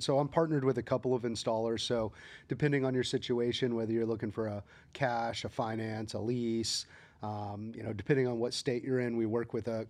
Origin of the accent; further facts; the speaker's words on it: Arkansas, United States; Born and raised, believe it or not, in Arkansas.